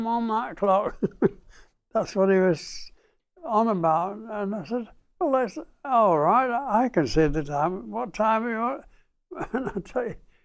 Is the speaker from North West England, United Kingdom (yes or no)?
yes; Manchester, North West England, United Kingdom; now in Brisbane, Australia; I was born in Trafford Park, Manchester, the 30th of June, 1919.